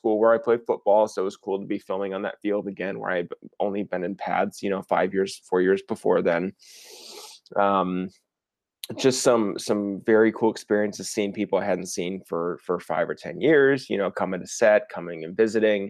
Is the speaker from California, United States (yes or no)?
no; Fort Worth, Texas, United States; also born or lived in Los Angeles; Fort Worth was great. Shot in my hometown, had a lot of hometown help.